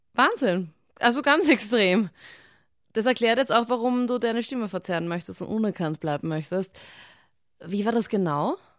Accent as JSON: {"language": "German", "town": "Linz", "region": "Upper Austria", "country": "Austria", "tie": "born or raised there", "said": "in meiner Heimatstadt in Linz"}